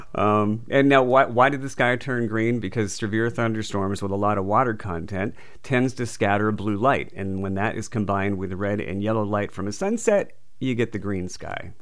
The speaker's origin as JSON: {"language": "English", "region": "New England", "country": "United States", "moved": "yes", "lives_now": "Southern California, United States", "said": "I'm originally from New England"}